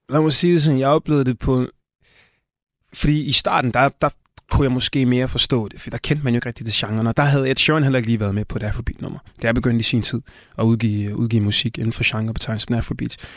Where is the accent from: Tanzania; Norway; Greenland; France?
Tanzania; now in Denmark; Østafrika, Tanzania, hvor jeg kommer fra